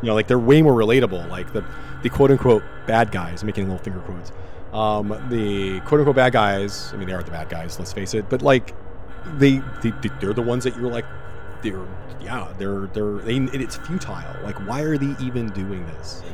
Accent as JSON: {"language": "English", "country": "Germany", "tie": "born or raised there", "moved": "yes", "said": "I grew up in Germany"}